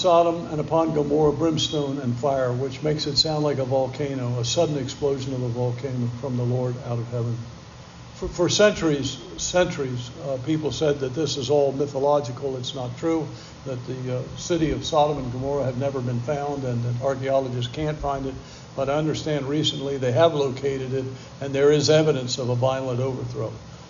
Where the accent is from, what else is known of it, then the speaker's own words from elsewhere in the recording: Bronx, New York, United States; man, growing up in the Bronx, I'd be afraid to just walk around the Bronx.